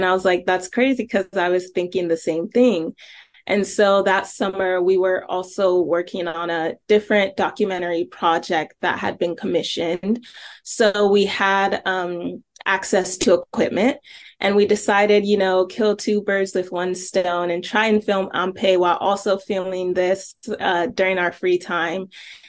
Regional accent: Nigeria; now in Columbus, United States; And we're both immigrants. She's from Ghana, I'm from Nigeria, and we moved to Columbus, Ohio during like our formative years.

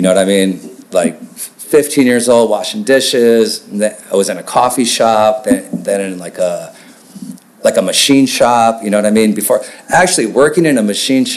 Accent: Racine, Wisconsin, United States; now in Chicago, United States; I grew up about a little over an hour north of Chicago in Racine, Wisconsin.

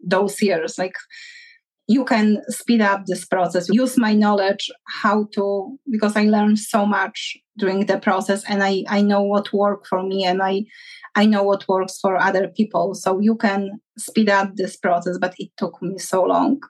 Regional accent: Poland; moved away; I'm from Poland

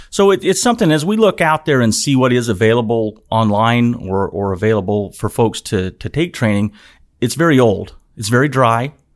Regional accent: Utah, United States; moved away as an adult; also born or lived in Nevada / West Virginia; I, I grew up in Utah, went to school in Utah, uh, lived in Nevada a little bit as a child and as an adult

